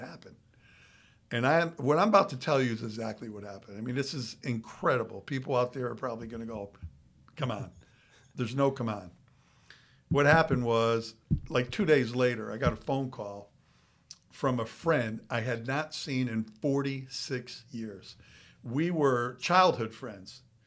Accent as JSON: {"language": "English", "town": "Waterbury", "region": "Connecticut", "country": "United States", "tie": "born or raised there", "moved": "yes", "lives_now": "Florida, United States", "said": "growing up in Waterbury, Connecticut, how half the people we know are no longer alive."}